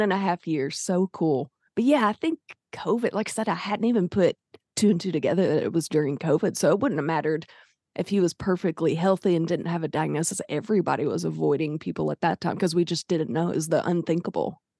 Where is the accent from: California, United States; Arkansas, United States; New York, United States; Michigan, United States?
Arkansas, United States; I'm from Arkansas